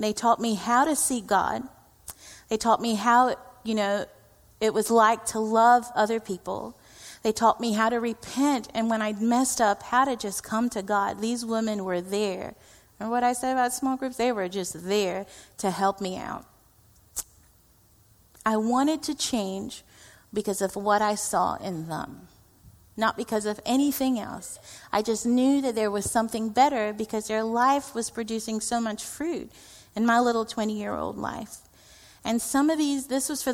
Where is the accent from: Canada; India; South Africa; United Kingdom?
India; I am Indian